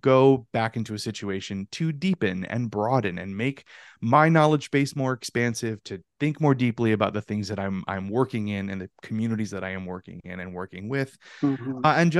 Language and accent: English; Louisiana, United States; also born or lived in Northeast United States; now in Ohio, United States; I am natively a Louisianian. So I'm from the Deep South